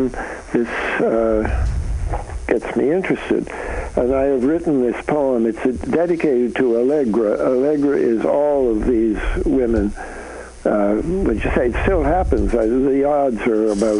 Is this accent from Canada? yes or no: yes; Canada; moved away; I'm a Canadian, so I come from north of the border